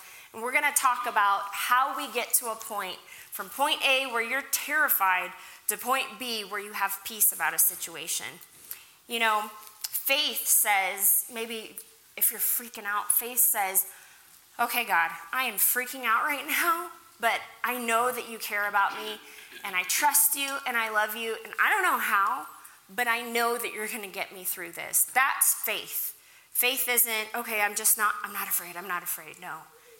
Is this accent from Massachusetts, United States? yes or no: no; Kentucky, United States; born there; also born or lived in Oklahoma / Africa; I was born in Kentucky. We moved to Oklahoma, and then my family went to Africa to be missionaries.